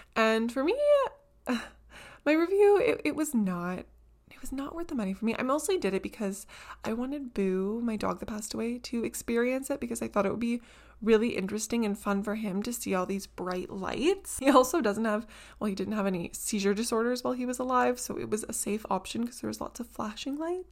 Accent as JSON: {"language": "English", "region": "Southern Ontario", "country": "Canada", "tie": "born or raised there", "said": "here in Southern Ontario, in the kind of little pocket that I live in, my city and all the surrounding towns"}